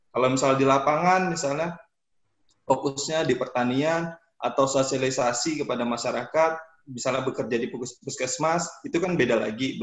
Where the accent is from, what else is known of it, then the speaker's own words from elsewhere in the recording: Samarinda, East Kalimantan, Indonesia; saya dari Samarinda, Kalimantan Timur